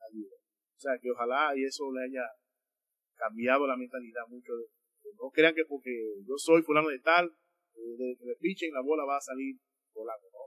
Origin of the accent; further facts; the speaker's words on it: Dominican Republic; Yo soy dominicano, nosotros somos